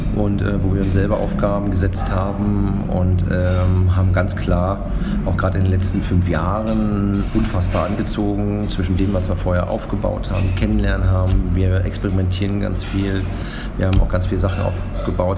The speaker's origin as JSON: {"language": "German", "region": "East Germany", "country": "Germany", "lives_now": "Berlin, Germany", "said": "als Ostdeutscher"}